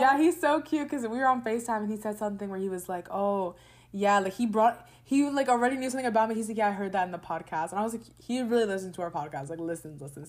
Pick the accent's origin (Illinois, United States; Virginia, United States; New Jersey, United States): New Jersey, United States; also born or lived in Orlando, Florida; I grew up in New Jersey, but I feel like my second home is there in Florida